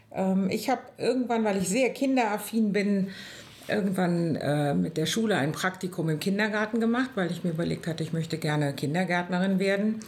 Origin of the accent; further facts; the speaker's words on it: Bonn, North Rhine-Westphalia, Germany; bin eine Urbonnerin.